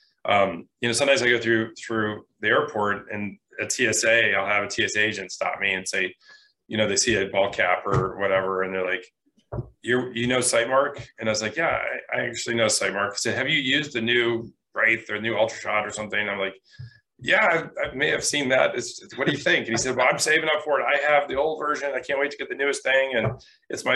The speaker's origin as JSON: {"language": "English", "region": "Michigan", "country": "United States", "tie": "born or raised there", "said": "I grew up in Michigan, it's a wonderful state, and I wouldn't trade it for anything."}